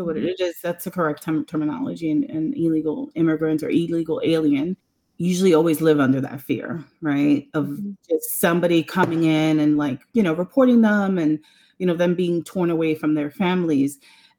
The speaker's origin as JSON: {"language": "English", "town": "New York City", "region": "New York", "country": "United States", "tie": "born or raised there", "said": "we were, you know, latchkey kids growing up in New York City"}